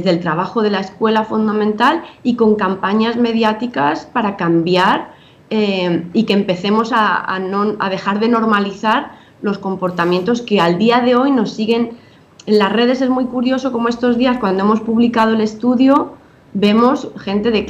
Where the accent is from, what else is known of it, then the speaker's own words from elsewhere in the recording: Spain; now in Dominican Republic; obviamente ahora estoy en Dominicana, estoy casada con un dominicano, tengo hijos dominicanos, pero me crié en España